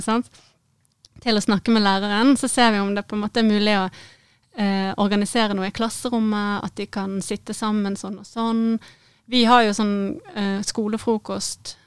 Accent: Bergen, Vestland, Norway; moved away as an adult; also born or lived in Syria / Middle East; jeg er født og oppvokst i Bergen

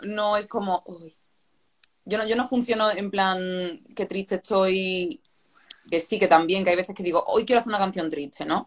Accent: Málaga, Andalusia, Spain; moved away as an adult; now in Madrid, Spain

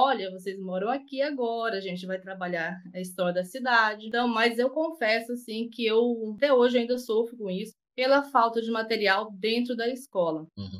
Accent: Rondonópolis, Mato Grosso, Brazil; now in Jataí, Brazil; eu sou de Rondonópolis, eu sou do Mato Grosso

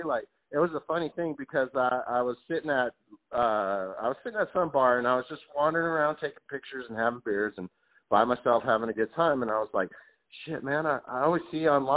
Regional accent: Southern California, United States; I'm from California. I'm a Southern California boy

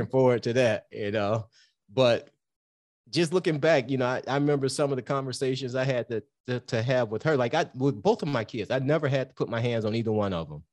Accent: Detroit, Michigan, United States; We grew up in Detroit.

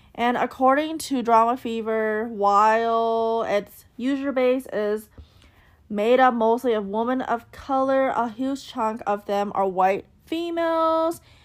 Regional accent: United States; I am Asian American

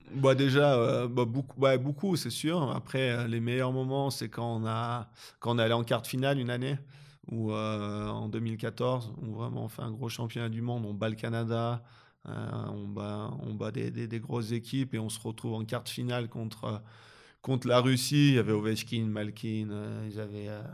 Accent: France; moved away as an adult; now in Switzerland; en tant que Français

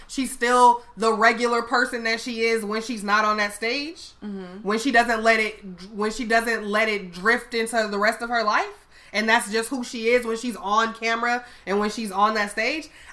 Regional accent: Chicago, Illinois, United States; I'm from Chicago

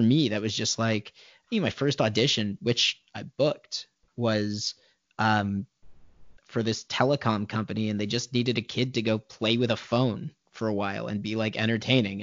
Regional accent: Thornhill, Ontario, Canada; also born or lived in Vancouver; I'm from Toronto. I'm from Thornhill, so technically it's the 905, the just north of the city. Went to high school at Thornlie Secondary

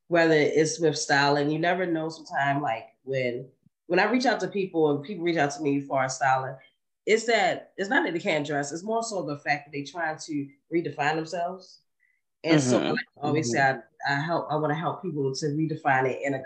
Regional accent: Baltimore, Maryland, United States; also born or lived in Harlem, New York; I grew up right there in East Baltimore, East Baltimore, Maryland

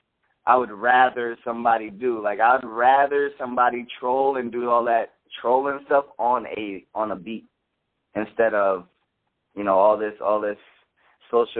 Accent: Philadelphia, Pennsylvania, United States; I'm from Philly

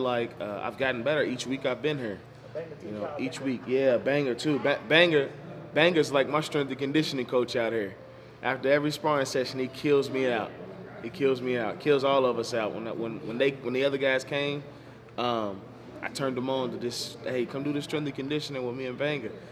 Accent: Louisville, Kentucky, United States; I'm from Louisville, Kentucky

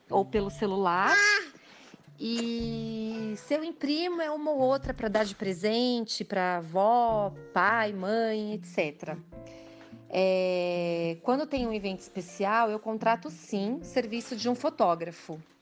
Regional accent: São Paulo, Brazil; moved away as an adult; now in United States; sou de São Paulo, atualmente estou morando nos Estados Unidos

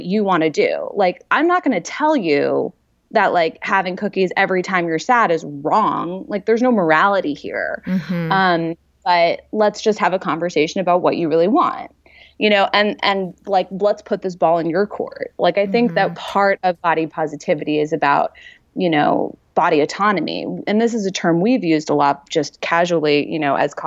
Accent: New York, United States; I'm from New York

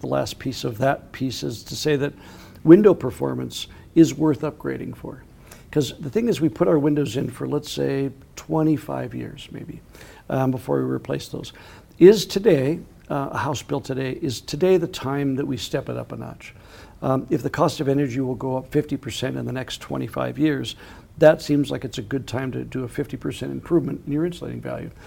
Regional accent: Minnesota, United States; When I grew up in Minnesota

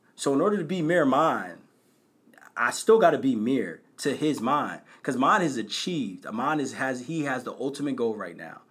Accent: Bristol, Pennsylvania, United States; I'm from Bristol.

